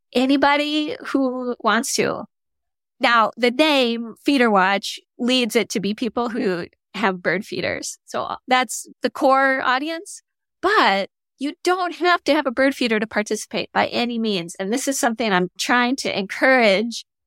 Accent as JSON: {"language": "English", "region": "Michigan", "country": "United States", "tie": "born or raised there", "moved": "yes", "said": "I grew up in Michigan"}